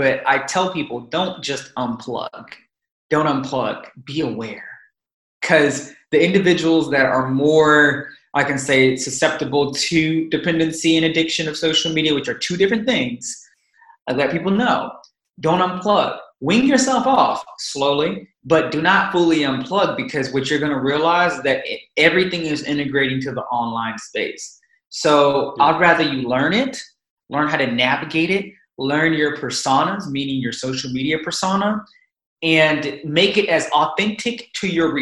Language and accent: English; United States; Being an American